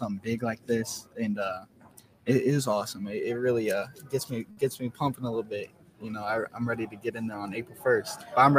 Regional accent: St. Louis, Missouri, United States; met him a few times growing up in St. Louis

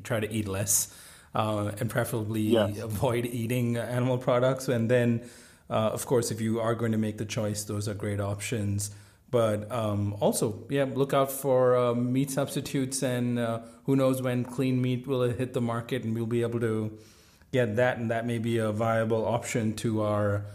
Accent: India; now in United States; I grew up in India

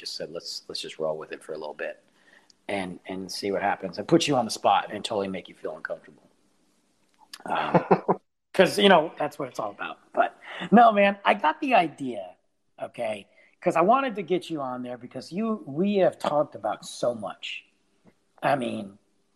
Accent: Detroit, Michigan, United States; now in Texas, United States; I'm a Italian dude from Detroit, a white Italian dude from Detroit

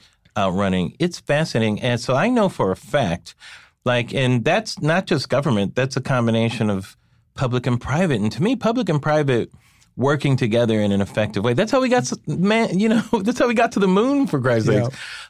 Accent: California, United States; I ran track when I was a kid, and I'm from Southern California.

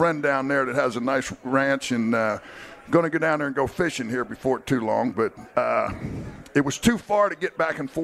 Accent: Delaware, United States; moved away as an adult; now in Texas, United States; where I grew up in Delaware, which was about an hour and a half away, that was about as city as you could get

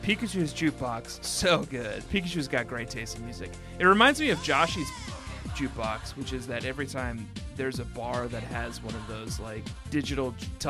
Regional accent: Colorado, United States; moved away; also born or lived in Minnesota; I grew up in Colorado.

